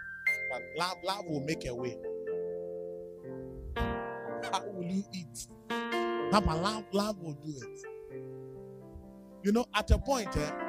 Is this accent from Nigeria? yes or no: yes; Nigeria; You say, green is my favorite. I'm from Nigeria.